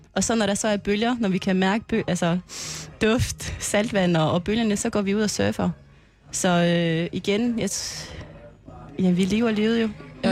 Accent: French Polynesia; moved away as an adult; also born or lived in Aarhus, Denmark; now in Klitmøller, Denmark; jeg kommer fra Tahiti

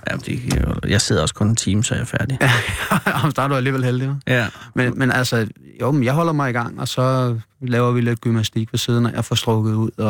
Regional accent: Gilleleje, Capital Region of Denmark, Denmark; Jeg voksede op i en fiskerby.

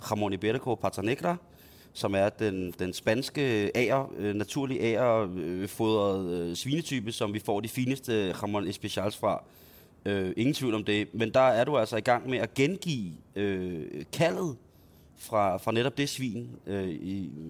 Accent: Himmelev, Zealand, Denmark; Øh, øh, scenarie, som udspiller sig i, øh, i Himmeløv, i mit barndomshjem, i sene efteråret 91, 92, eller vinter.

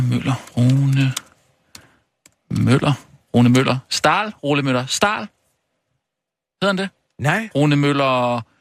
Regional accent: Søften, Central Denmark Region, Denmark; Jeg kommer fra Søften.

